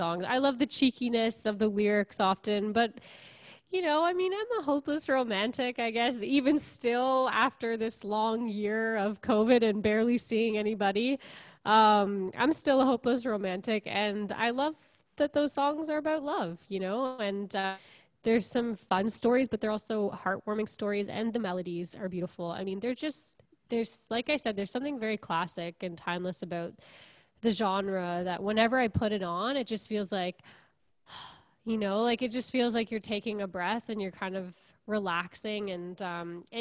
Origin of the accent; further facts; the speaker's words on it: Kingston, Ontario, Canada; also born or lived in Montreal; I'm from Kingston originally, and I grew up here, went to Queens, and then I lived in Montreal